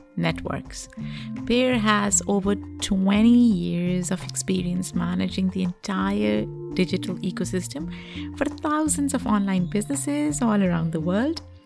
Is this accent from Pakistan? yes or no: yes; Pakistan; moved away as an adult; now in United States; growing up in Pakistan